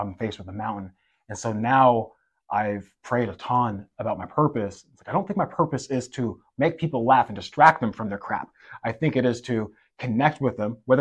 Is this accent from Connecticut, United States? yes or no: no; Seattle, Washington, United States; moved away as an adult; also born or lived in Michigan; now in Midwest, United States; I'm from the Seattle area